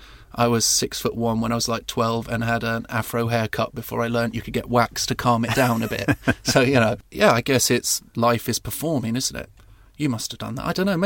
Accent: South East England, United Kingdom; born or raised there

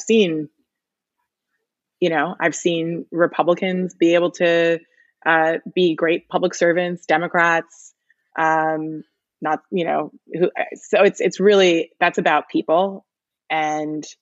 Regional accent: New York City, New York, United States; also born or lived in Michigan; I grew up reading the Times. It's my hometown newspaper.

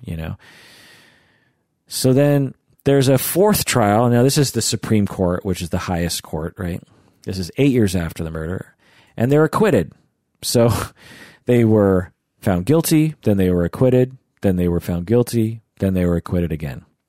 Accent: United States; as an American

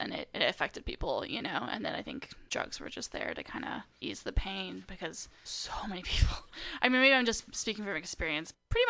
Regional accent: Napa, California, United States; moved away as an adult; now in Portland, United States; I was born and raised in Napa, California, though.

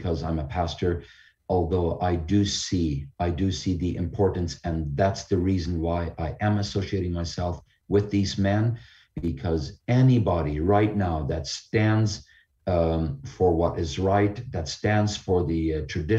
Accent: Canada; our Canadian Charter of Rights and Freedoms

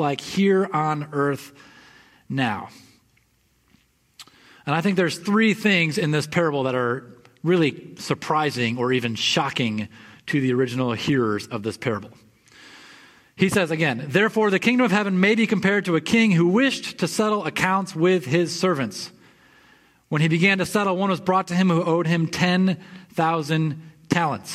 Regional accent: West Michigan, United States; I grew up in West Michigan

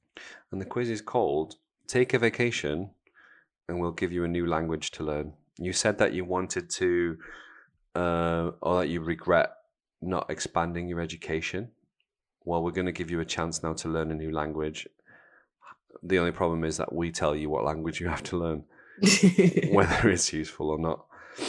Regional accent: Seville, Andalusia, Spain; moved away; Well, I was born in Sevilla

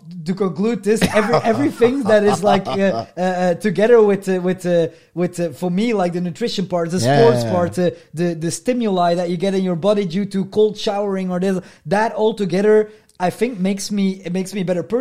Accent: Ostend, Flanders, Belgium; I come from Ostend, and in Ostend, which is a coastal city in Belgium

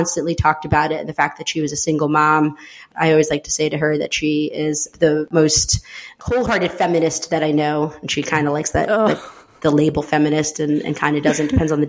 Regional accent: Schenectady, New York, United States; also born or lived in El Salvador; I grew up upstate New York in a city called Schenectady outside of Albany.

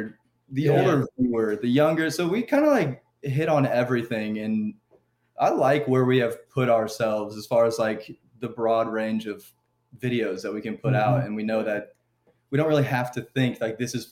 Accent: Louisville, Kentucky, United States; We're from Louisville, Kentucky

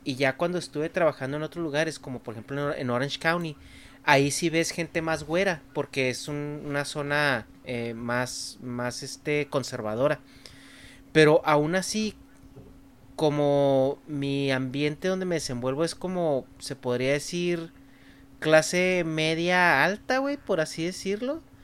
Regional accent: Chihuahua, Mexico; first language Spanish; moved away as an adult; now in California, United States; me fui de allá de Chihuahua

